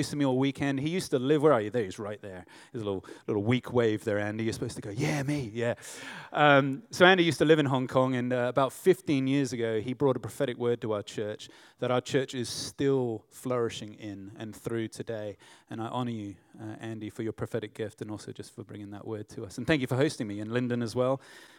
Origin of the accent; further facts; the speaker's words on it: Runnymede, South East England, United Kingdom; born there; also born or lived in United States; I was born in Runnymede, Negham. And they said, well, that's just up the road. And I'm like, I'm home. I've never been there, but, you know, other than when I was born. I left here when I was 7 and lived in the U.S. for 4 years.